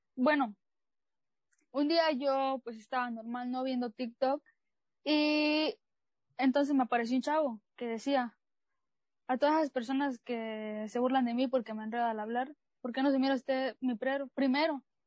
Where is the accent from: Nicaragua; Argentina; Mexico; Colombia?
Mexico; Chiapas; soy chiapaneca de corazón